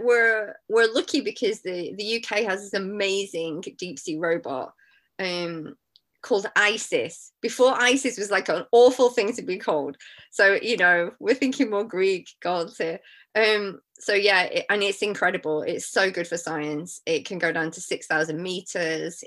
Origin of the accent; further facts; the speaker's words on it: Manchester, North West England, United Kingdom; moved away; also born or lived in Madagascar; I'm from Manchester, which is, you know, not on the sea